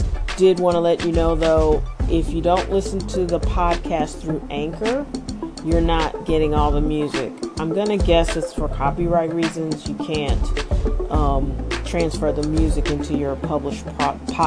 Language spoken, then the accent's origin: English; St. Louis, Missouri, United States; I'm from St. Louis, but I visited Chicago my whole life